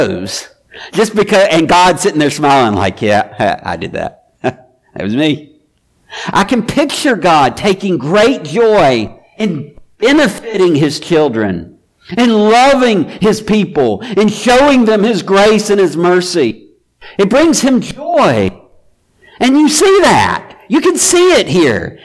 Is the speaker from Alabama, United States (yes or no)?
yes; Mobile, Alabama, United States; I'm from Mobile